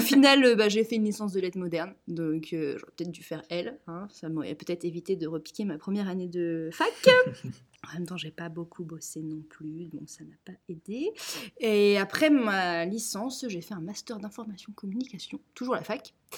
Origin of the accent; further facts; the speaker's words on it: Nantes, Pays de la Loire, France; je suis nantaise, fière de l'être, j'ai toujours vécu à Nantes.